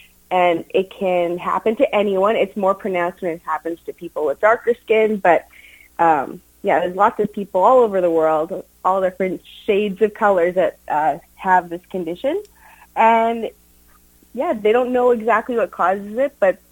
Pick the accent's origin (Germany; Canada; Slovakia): Canada; Steinbach, Manitoba; I grew up in Steinbach.